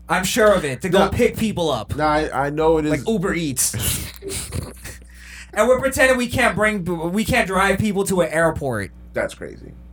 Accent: New York, United States; I'm from New York

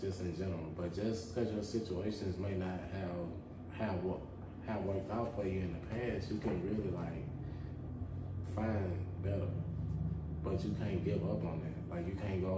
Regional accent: Zachary, Louisiana, United States; now in Baton Rouge, United States; I'm from Zachary, but I reside in Baton Rouge

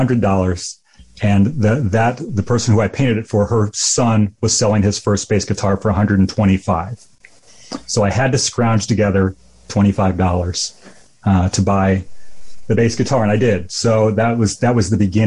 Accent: 3 hours from Chicago, Illinois, United States; moved away as an adult; also born or lived in Tempe, Arizona; I grew up 3 hours Chicago, went to Northern Illinois in DeKalb for a semester, came home, went to Black Hawk Junior College in my hometown for 2 years, and then finally escaped to Arizona State

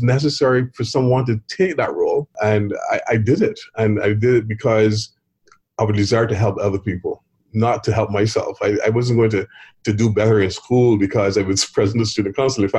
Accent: Barbados; growing up in Barbados

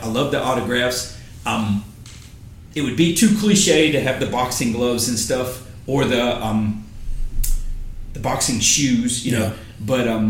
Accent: Charlotte, North Carolina, United States; Growing up in Charlotte

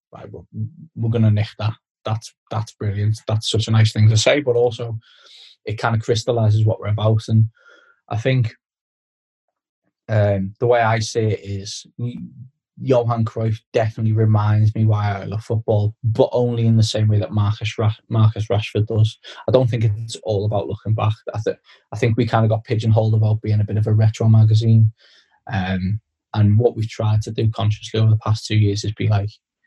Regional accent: Skelmersdale, North West England, United Kingdom; a Skem United fan, which is my hometown club

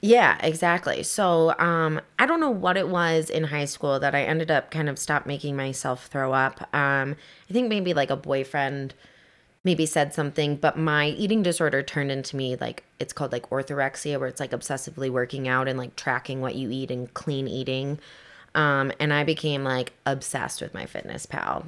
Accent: Kalamazoo, Michigan, United States; moved away as an adult; also born or lived in Detroit, Michigan; I'm from Kalamazoo, Michigan.

